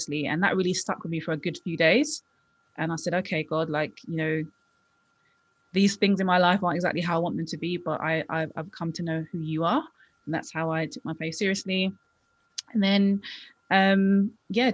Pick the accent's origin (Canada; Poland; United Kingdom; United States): United Kingdom; London; I grew up in London, West London